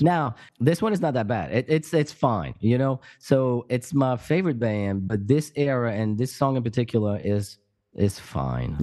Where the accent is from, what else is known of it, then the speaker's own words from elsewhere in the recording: around Paris, Île-de-France, France; moved away as an adult; also born or lived in Pyrenees, France; now in United States; I, I grew up in France, and I, I grew up around Paris